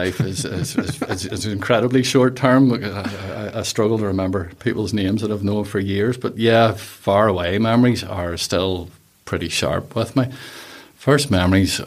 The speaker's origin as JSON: {"language": "English", "town": "Whitehead", "region": "Northern Ireland", "country": "United Kingdom", "tie": "born or raised there", "said": "Born bred Whitehead"}